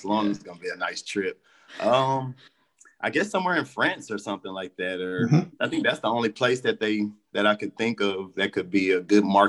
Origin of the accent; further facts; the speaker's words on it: Dallas, Texas, United States; I'm from Dallas, Texas, so Cowboys are my guy